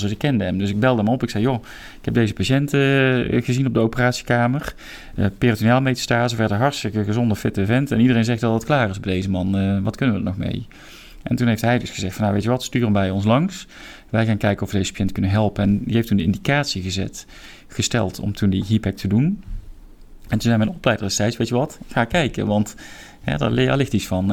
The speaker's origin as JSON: {"language": "Dutch", "town": "Roosendaal", "region": "North Brabant", "country": "Netherlands", "tie": "born or raised there", "also_born_or_lived": "Breda / Nijmegen / Seattle / Eindhoven", "moved": "as an adult", "said": "ik ben in 1971 ben ik geboren in Breda. Eh, maar ik ben opgegroeid in Roosendaal"}